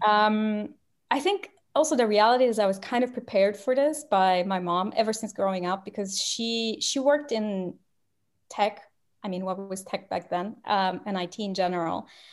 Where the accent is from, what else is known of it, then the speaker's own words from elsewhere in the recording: Romania; English is a second language; moved away as an adult; now in London, United Kingdom; I'm from Romania